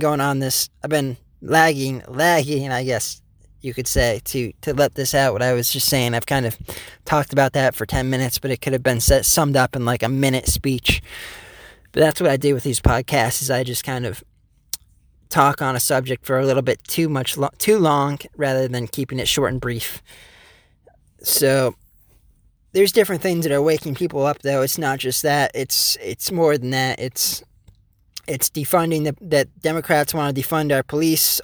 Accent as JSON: {"language": "English", "country": "United States"}